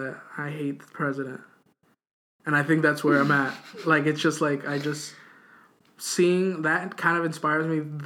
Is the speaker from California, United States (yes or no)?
no; Hialeah, Florida, United States; born or raised there; moved away